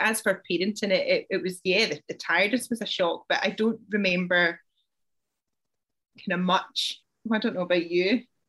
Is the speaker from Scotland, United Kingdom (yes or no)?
yes; Irvine, Scotland, United Kingdom; also born or lived in Kilbirnie